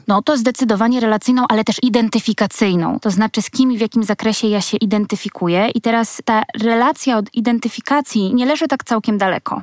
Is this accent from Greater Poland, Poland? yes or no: no; Słupsk, Pomeranian Voivodeship, Poland; ja pochodzę ze Słupska